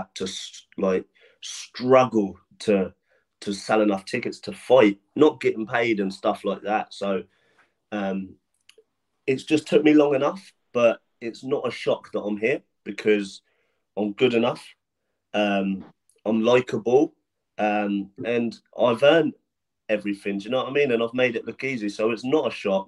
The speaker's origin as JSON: {"language": "English", "town": "Portsmouth", "region": "South East England", "country": "United Kingdom", "tie": "born or raised there", "said": "I used to struggle selling tickets in my hometown when I first turned pro"}